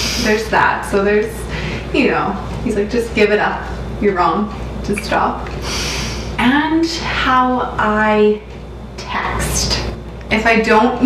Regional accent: Moose Jaw, Saskatchewan, Canada; now in Regina, Canada; we are both from Moose Jaw.

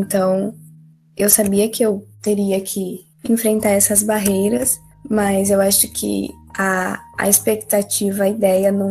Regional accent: Caraguatatuba, São Paulo, Brazil; sou de Caraguatatuba, São Paulo.

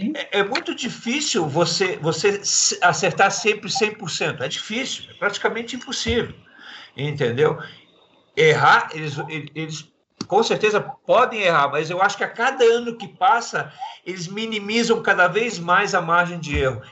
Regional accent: Balneário Camboriú, Santa Catarina, Brazil; lá da minha cidade, lá de Balneário Camboriú

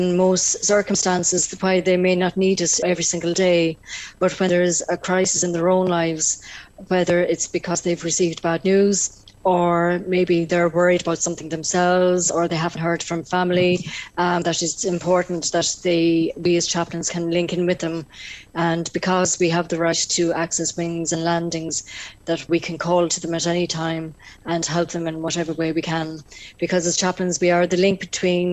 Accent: North Tipperary, Ireland; I come from North Tipperary

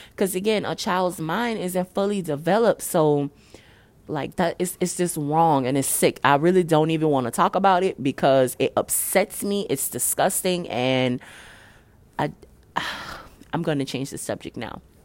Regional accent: New Orleans, Louisiana, United States; also born or lived in Dallas; I live in New Orleans. I'm from New Orleans.

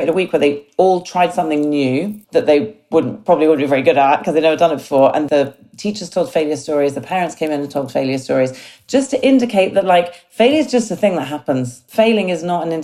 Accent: United Kingdom; I'm very British.

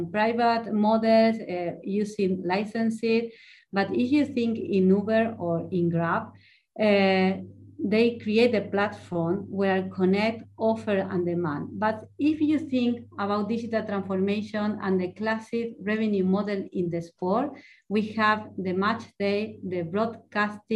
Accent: Argentina; first language Spanish; English is a second language; moved away as an adult; now in Spain; I was born in Argentina

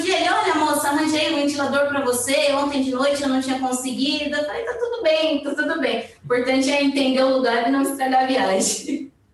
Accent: Brazil; eu sou brasileira

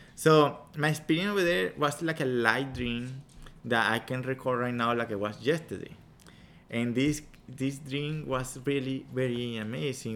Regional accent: Venezuela; English is a second language; moved away as an adult; now in United States; I'm original from Venezuela. I've been here in the country a um, long time, around 20 years

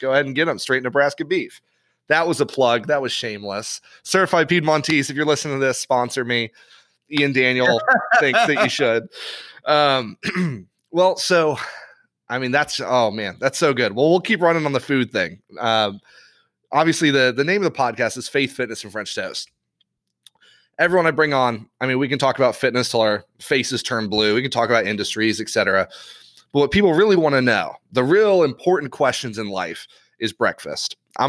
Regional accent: Ireland; So I grew up overseas in Ireland.

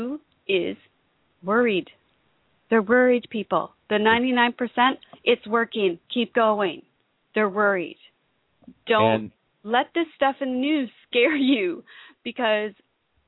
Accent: Canada; I'm Canadian

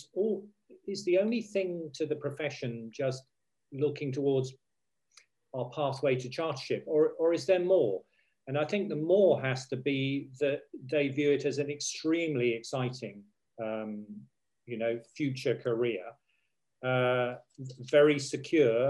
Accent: United Kingdom; us as the British

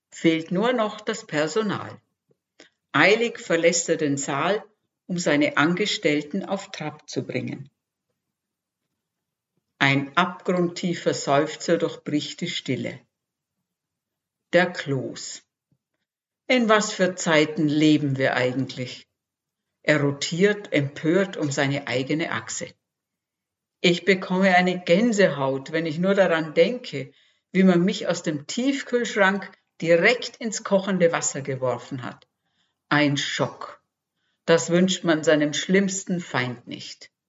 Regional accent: Austria; Geboren und aufgewachsen bin ich in Österreich. Nach einigen Bürojahren im In- und Ausland hat es mich der Liebe wegen nach Franken verschlagen.

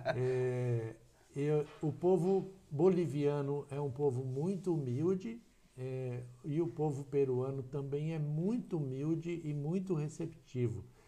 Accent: Ivatuba, Paraná, Brazil; also born or lived in Maringá; now in Umuarama, Brazil; Eu sou natural de Ivatuba, uma pequena cidade aqui próxima a Maringá. Sim. Tá? Fiquei em Ivatuba até os 18 anos de idade

